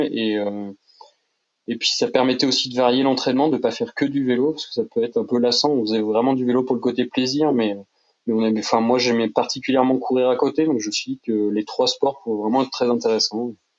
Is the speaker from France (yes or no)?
yes; Tours, Centre-Val de Loire, France; on est originaire de Tours à la base